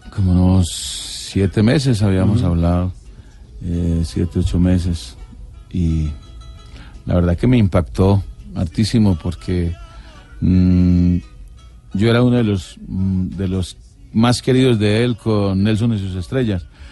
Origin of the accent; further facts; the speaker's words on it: Cartago, Valle del Cauca, Colombia; Nací en Cartago, pero me crié en, las afueras de Cartago, en, las veredas.